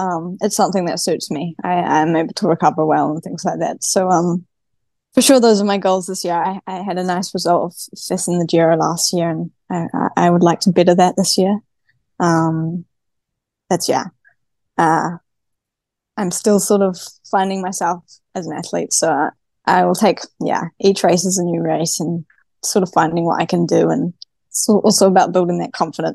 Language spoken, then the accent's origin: English; New Zealand; accent: Kiwi; now in Girona, Spain; I'm from New Zealand, and I live on the other side of the world now.